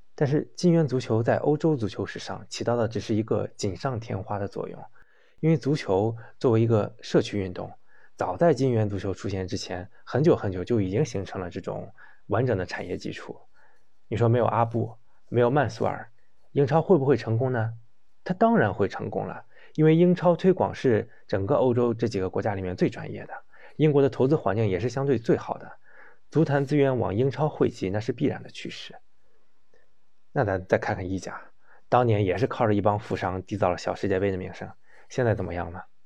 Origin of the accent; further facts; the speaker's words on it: China; 我们中国人